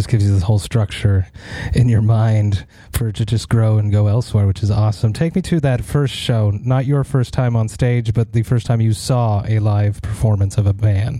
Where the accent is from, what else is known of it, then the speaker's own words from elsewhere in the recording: Montreal, Quebec, Canada; I'm from Montreal